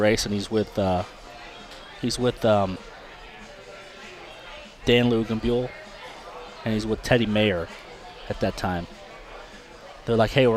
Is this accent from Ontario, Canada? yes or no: yes; Toronto, Ontario, Canada; it was my hometown race